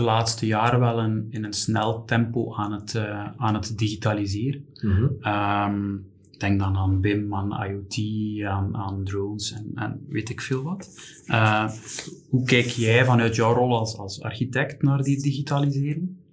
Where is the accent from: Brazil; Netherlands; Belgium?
Belgium; als Belgen